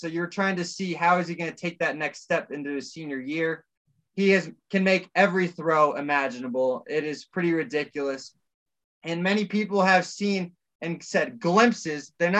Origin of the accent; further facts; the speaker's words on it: Bay Area, California, United States; As a Bay Area native, I'm from the Bay Area. I mean, I've lived and grew up watching the Niners and the Raiders.